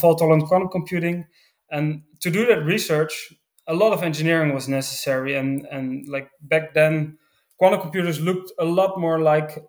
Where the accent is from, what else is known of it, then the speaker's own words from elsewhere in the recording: Netherlands; I grew up in the Netherlands